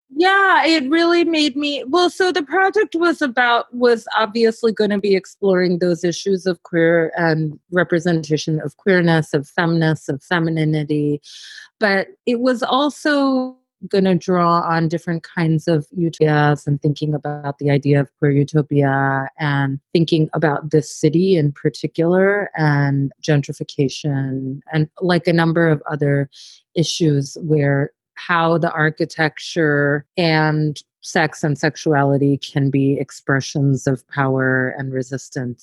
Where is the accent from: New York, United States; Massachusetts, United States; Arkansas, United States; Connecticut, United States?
New York, United States; born or raised there